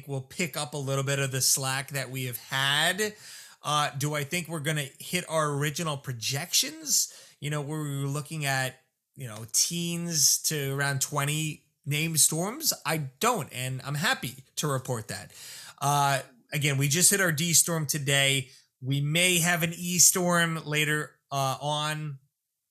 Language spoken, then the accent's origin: English; South Shore of Long Island, New York, United States; Me growing up in the South Shore